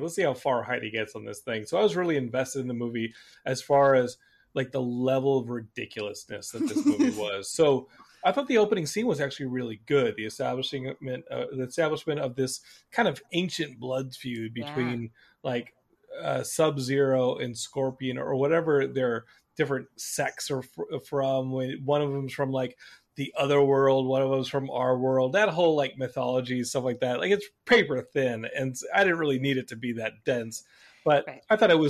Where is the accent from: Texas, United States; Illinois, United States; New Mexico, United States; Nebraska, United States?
Texas, United States; Austin; I love that they did an episode on Richard Garriott, Lord British, who was like one of my heroes growing up in Austin.